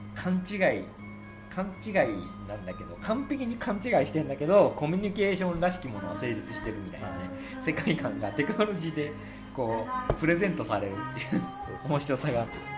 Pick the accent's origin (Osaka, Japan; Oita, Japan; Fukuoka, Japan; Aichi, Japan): Fukuoka, Japan; now in Tokyo, Japan; 福岡で育ってるから、やっぱり東京に来て